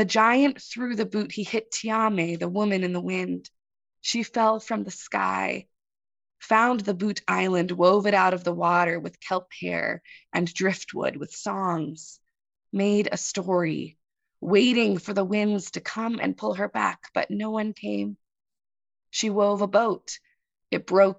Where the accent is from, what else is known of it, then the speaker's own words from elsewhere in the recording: Kodiak, Alaska, United States; I'm from Kodiak. I'm a third-generation Setnander